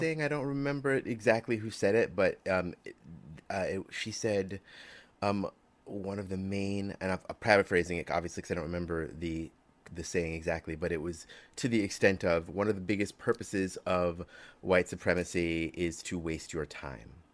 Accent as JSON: {"language": "English", "region": "New York", "country": "United States", "tie": "born or raised there", "said": "I grew up in New York"}